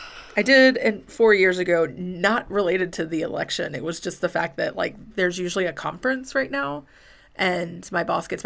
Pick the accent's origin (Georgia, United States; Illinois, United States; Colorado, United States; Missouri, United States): Missouri, United States; St. Louis; I'm from St. Louis and can promise that the McCloskeys are fine.